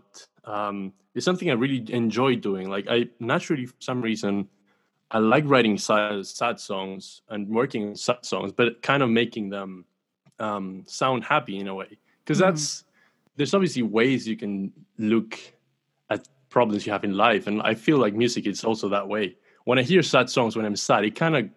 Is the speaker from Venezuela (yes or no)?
no; Chile; I'm from Chile